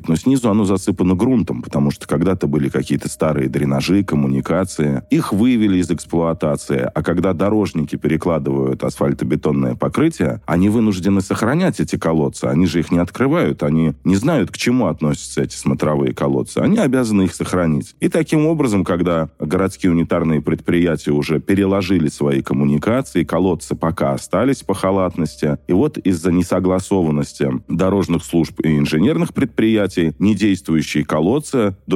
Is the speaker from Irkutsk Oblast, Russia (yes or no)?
no; Moscow, Russia; Мы, москвичи, должны купаться в нашей главной столице